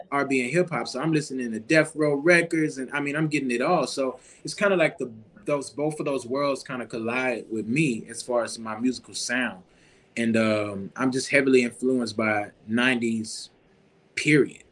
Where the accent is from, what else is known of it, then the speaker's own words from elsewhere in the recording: Baton Rouge, Louisiana, United States; especially being in Baton Rouge. You know, we in, in my hometown of Louisiana